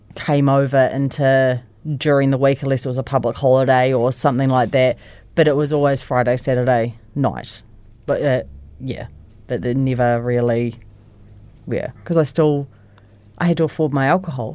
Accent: Christchurch, Canterbury, New Zealand; I was born in Christchurch and I've lived in Christchurch my whole life. Um, I was brought up, like, on the east side of Christchurch

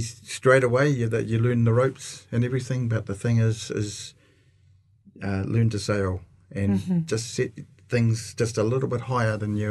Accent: Auckland, New Zealand; North of Auckland.

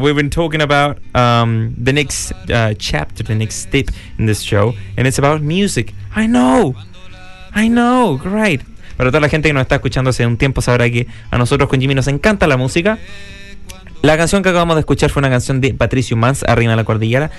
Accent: Chile

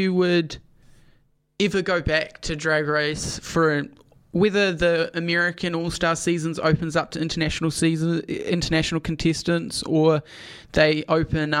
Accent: Dunedin, Otago, New Zealand; And growing up in Dunedin, there isn't really a drag scene.

